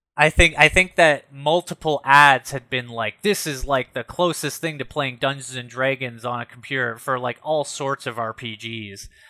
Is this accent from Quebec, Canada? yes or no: no; Ottawa, Ontario, Canada; when I was growing up in the South End